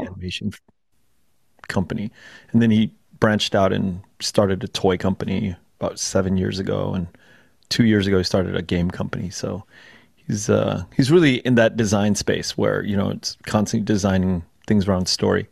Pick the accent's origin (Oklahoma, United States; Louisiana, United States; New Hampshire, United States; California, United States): California, United States; Los Angeles; also born or lived in Chambersburg, Pennsylvania; we moved out when I was like a year old to LA. And I grew up in Koreatown for the first 25 years of my life in Koreatown in LA.